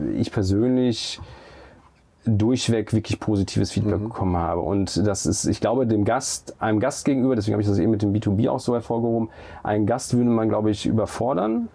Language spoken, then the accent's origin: German; Olpe, North Rhine-Westphalia, Germany; born or raised there; moved away; also born or lived in Siegen